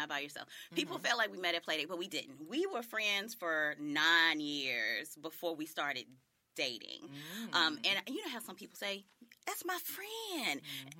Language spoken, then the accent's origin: English; Jackson, Tennessee, United States; I'm originally from Jackson, Tennessee, the Jacktown.